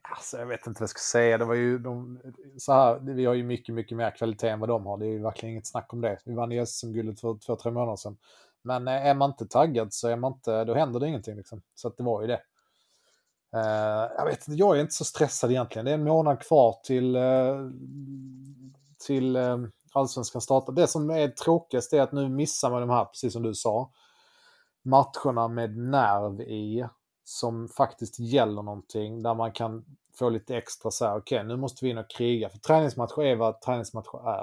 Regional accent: Löddeköpinge, Skåne, Sweden; jag kommer från eh, Löddeköpinge

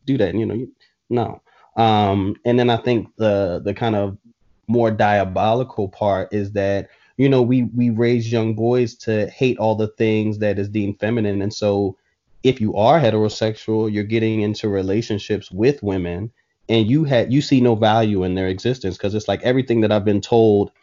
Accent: Philadelphia, Pennsylvania, United States; when I was growing up in Philly

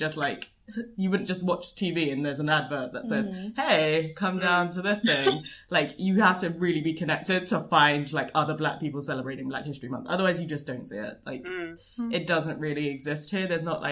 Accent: London, United Kingdom; I'm a Londoner

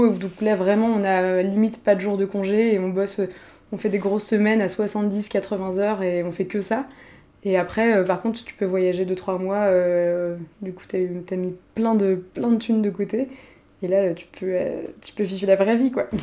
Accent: France; Tout simplement parce que je suis française, déjà. Donc voilà, dans le monde du vin, clairement, on va pas se mentir, c'est un, gros avantage.

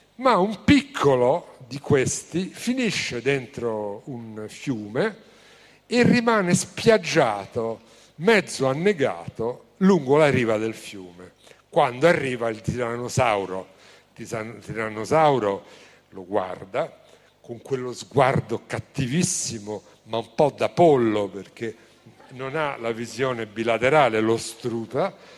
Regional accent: Rome, Lazio, Italy; Io vengo da Roma

